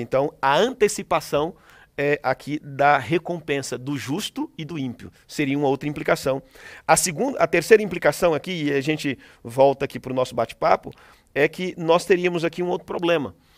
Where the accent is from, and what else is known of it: Northeast Region, Brazil; born or raised there; moved away